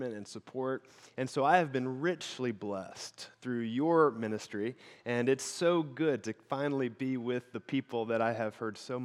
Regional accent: Illinois, United States; now in Michigan, United States; I grew up in Illinois. The house I grew up in was in the middle of the Shawnee National Forest

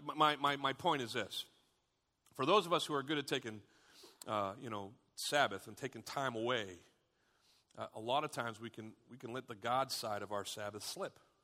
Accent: United States; We as Americans

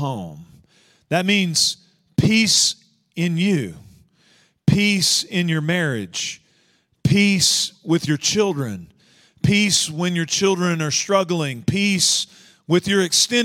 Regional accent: Northeast Texas, United States; I grew up in Northeast Texas

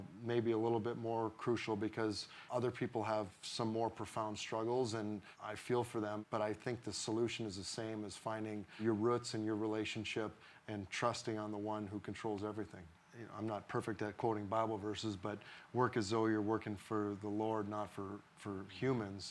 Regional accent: Blaine, Minnesota, United States; moved away as an adult; also born or lived in St. Louis; I grew up in Blaine, went to Smiley Park Schools, played hockey and baseball there.

